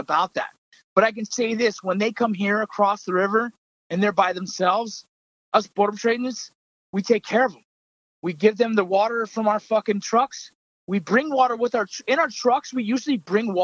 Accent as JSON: {"language": "English", "country": "United States", "said": "as Americans"}